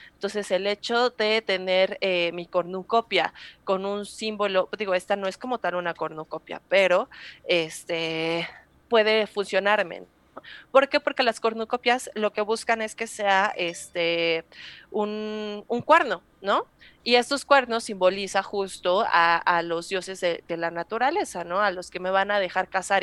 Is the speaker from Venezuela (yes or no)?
no; Mexico; nosotros como mexicanos